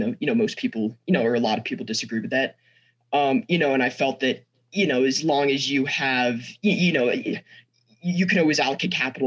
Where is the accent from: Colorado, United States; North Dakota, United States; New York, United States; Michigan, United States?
Colorado, United States; Snowmass; also born or lived in San Francisco, California; I'm from Snowmass, Colorado. I go to school, Aspen High School. I've lived in Colorado for, you know, the past 14 years, born in San Francisco, California